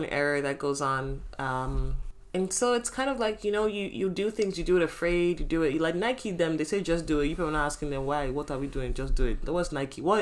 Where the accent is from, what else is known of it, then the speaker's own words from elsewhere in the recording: Nigeria; now in Canada; I love being Nigerian so much